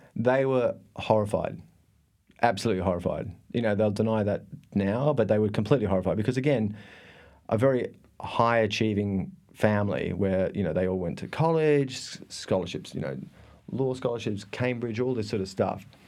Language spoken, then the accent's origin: English; Thredbo, New South Wales, Australia; moved away; I am from a tiny, tiny remote part of Australia called, oh, I was born in a, in a ski resort